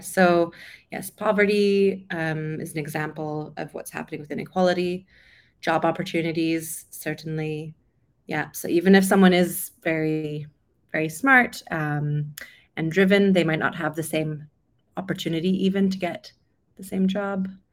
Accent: Vancouver, British Columbia, Canada; moved away as an adult; also born or lived in London; I'm originally from Canada, over Vancouver on the West Coast.

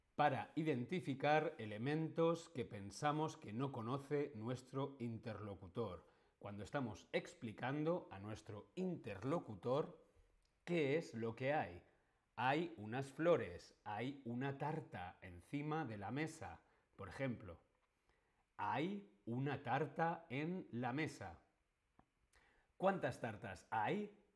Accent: Spain; yo soy actor, yo soy streamer, yo soy español.

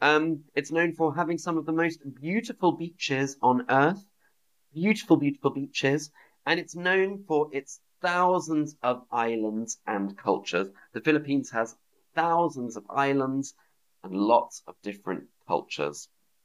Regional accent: United Kingdom; accent: British; moved away as an adult; now in Berlin, Germany; the United Kingdom, my home country, the United Kingdom.

